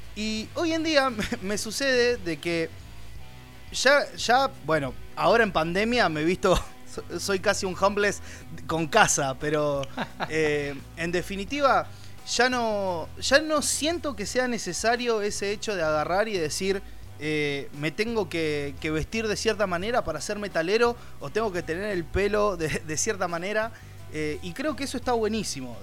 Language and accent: Spanish; Buenos Aires, Argentina; nosotros los tres somos, somos de Buenos Aires, de Argentina